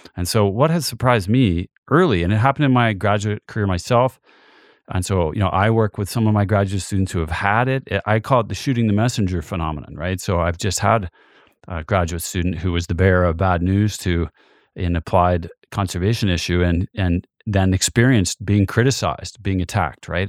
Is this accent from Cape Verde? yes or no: no; Canada; now in Montana, United States; being Canadian